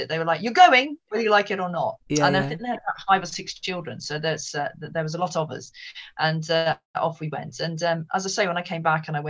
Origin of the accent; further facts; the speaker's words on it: Malvern, West Midlands, United Kingdom; also born or lived in Wales; I grew up, I was actually born in Wales, but my parents moved from there, and I grew up primarily in Malvern in Worcestershire.